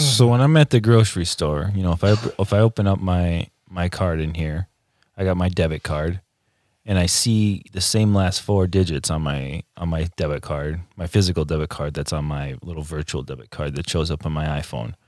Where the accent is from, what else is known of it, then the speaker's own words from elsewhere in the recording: United States; I'm American